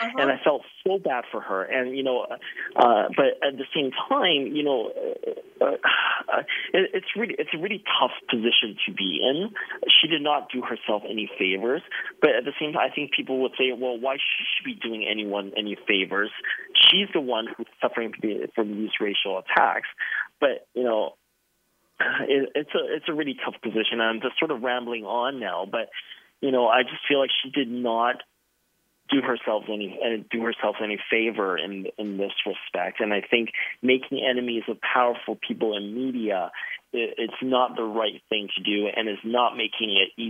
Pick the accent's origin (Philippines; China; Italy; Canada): China; born there; I was born in China. I am ethnically Chinese